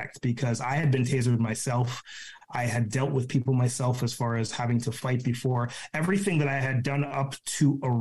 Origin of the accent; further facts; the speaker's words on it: Ontario, Canada; moved away as an adult; also born or lived in British Columbia; I'm from Ontario originally